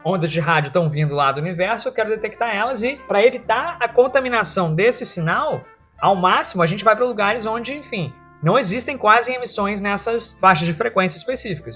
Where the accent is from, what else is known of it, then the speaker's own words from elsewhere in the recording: Brazil; a gente é brasileiro